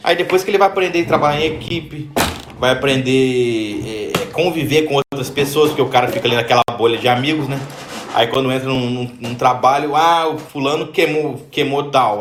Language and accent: Portuguese; Barra Mansa, Rio de Janeiro, Brazil; nós somos de Barra Mansa aí no Rio